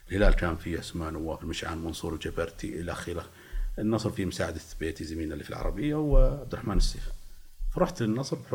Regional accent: Eastern Province, Saudi Arabia; فكنت انا انا الاهل عايشين في المنطقه الشرقيه فانا من اهل الشرقيه

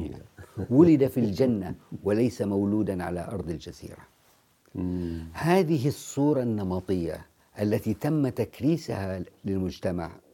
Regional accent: Jeddah, Makkah Province, Saudi Arabia; أنا كمواطن سعودي

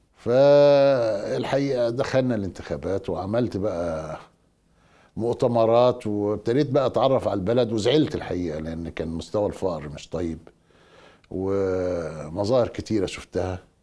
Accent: Egypt

